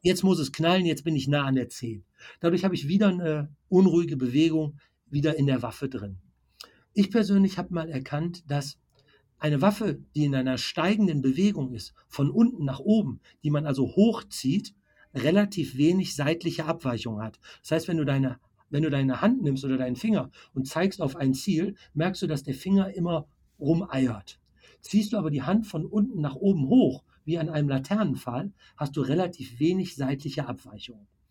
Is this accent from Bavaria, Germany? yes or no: no; Bergisches Land, Sauerland, North Rhine-Westphalia, Germany; ich komme ja hier aus dem Bereich Bergisches Land, Sauerland